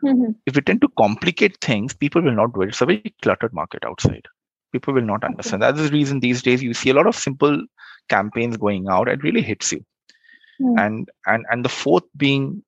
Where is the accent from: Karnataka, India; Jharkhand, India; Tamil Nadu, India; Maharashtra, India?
Jharkhand, India; Jamshedpur; moved away; go back to Jamshedpur, which is my hometown